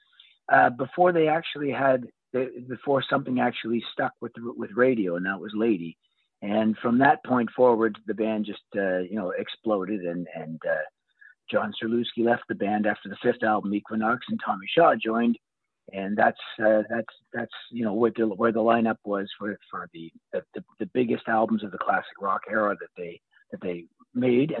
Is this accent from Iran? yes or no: no; Toronto, Ontario, Canada; I'm from Toronto, Canada